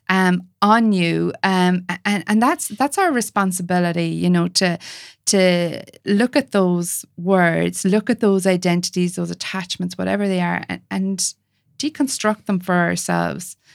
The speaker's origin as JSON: {"language": "English", "country": "Ireland", "said": "I'm an Irish, white, Catholic"}